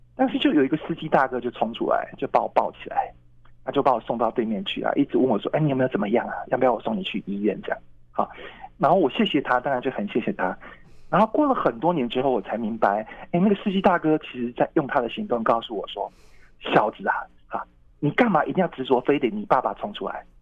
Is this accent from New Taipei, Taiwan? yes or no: no; Tainan, Taiwan; moved away; 因为我，我是台南人嘛哈嗯。那我有计划要，呃，搬回台南，就可以离哥哥姐姐近一点